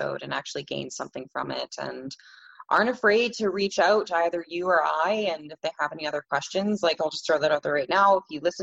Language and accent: English; Canada